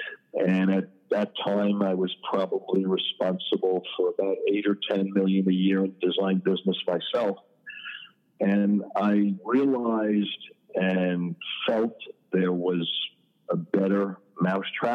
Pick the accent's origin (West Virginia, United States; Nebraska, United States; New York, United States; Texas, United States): New York, United States; New York City; moved away as an adult; now in South Florida, United States; I was born and raised in Queens, in Forest Hills